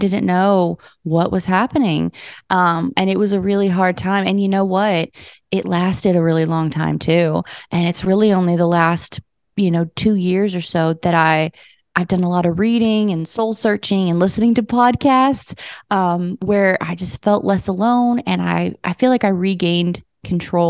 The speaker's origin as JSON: {"language": "English", "town": "Las Vegas", "region": "Nevada", "country": "United States", "tie": "born or raised there", "moved": "as an adult", "lives_now": "Nashville, United States", "said": "I was born in Nashville, but I grew up in Las Vegas, came back to Nashville about 6 years ago full time"}